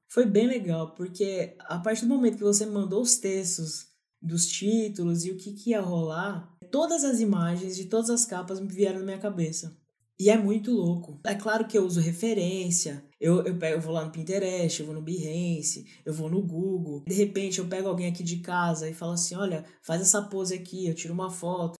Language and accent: Portuguese; São Paulo, Brazil; also born or lived in Pernambuco; sou paulistano, criado aqui em São Paulo